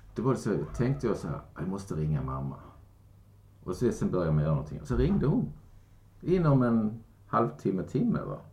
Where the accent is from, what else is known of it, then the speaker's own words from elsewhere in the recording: Kristianstad, Skåne, Sweden; moved away; min hemstad och Kristianstad.